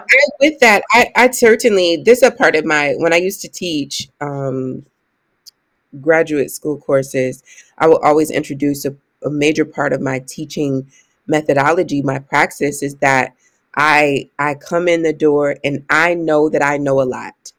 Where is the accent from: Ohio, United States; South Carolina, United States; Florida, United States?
Ohio, United States; I'm from Ohio